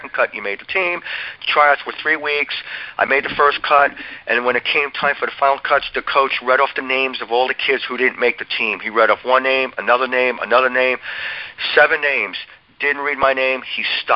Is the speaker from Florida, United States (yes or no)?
no; Old Bridge, New Jersey, United States; I grew up in Old Bridge, New Jersey